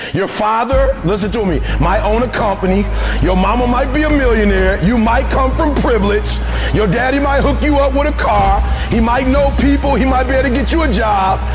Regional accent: Detroit, Michigan, United States

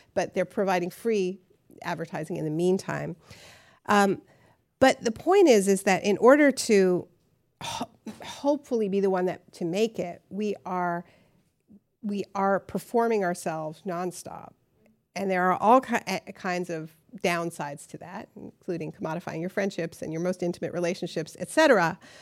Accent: Canada; now in New York, United States; I'm from Canada, we're from New France

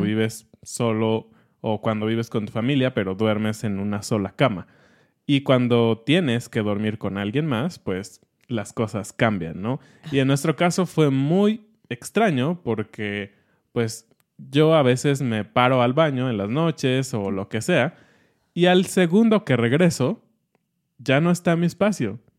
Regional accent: Mexico City, Mexico; estamos como programados como chilangos

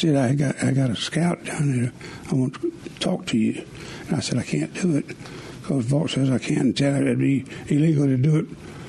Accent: Columbus, Mississippi, United States; I'm from Columbus

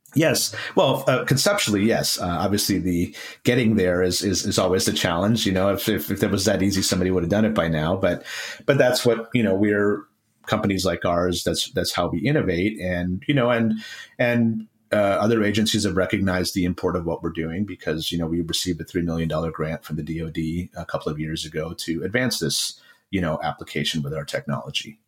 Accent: Rochester, New York, United States; I grew up in Rochester, New York

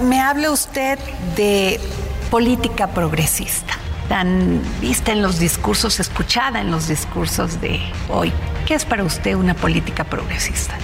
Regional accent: Veracruz, Mexico; moved away; mi pueblo Veracruz

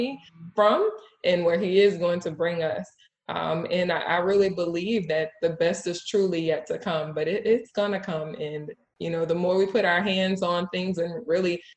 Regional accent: Jefferson Parish, Monroe, Louisiana, United States; I was raised in Jefferson Parish. I was raised in Monroe

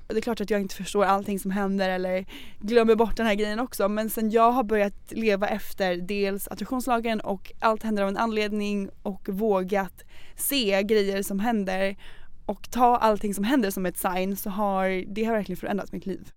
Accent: Norrköping, Östergötland, Sweden; moved away; var jag hemma i Norrköping och hälsade på min familj

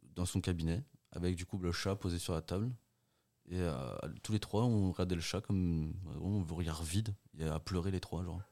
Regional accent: Portugal; moved away; moi, je suis né au Portugal. On vivait dans une grande maison où il y avait tout.

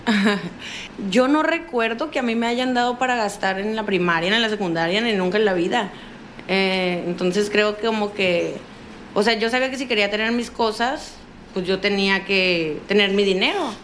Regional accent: Culiacán, Sinaloa, Mexico; sinaloense de Culiacán

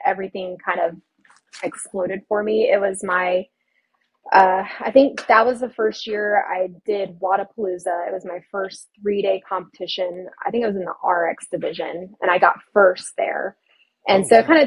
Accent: Austin, Texas, United States; moved away as an adult; now in California, United States; born and raised in Austin, Texas. I didn't move out of that state until 2021

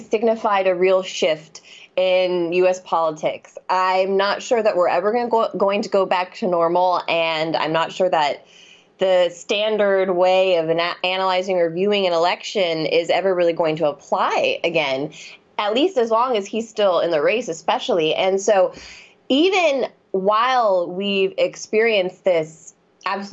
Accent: Michigan, United States; I'm not born in Michigan, but I grew up mostly in Michigan

